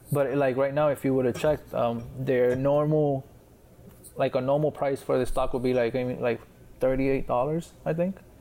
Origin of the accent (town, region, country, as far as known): Puerto Rico